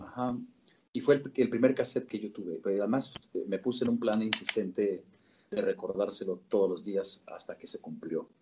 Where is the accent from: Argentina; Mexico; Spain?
Mexico; Querétaro; born or raised there; also born or lived in Sinaloa, Mexico